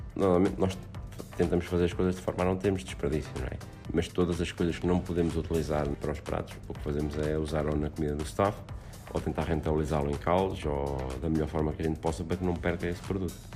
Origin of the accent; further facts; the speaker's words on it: Portugal; como sou português e estou habituado a cozinhar eh, dentro da, da, nossa gastronomia portuguesa